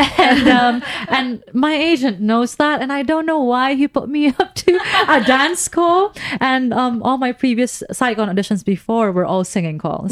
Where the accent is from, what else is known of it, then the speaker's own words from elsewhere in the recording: Philippines; moved away as an adult; I am Filipina.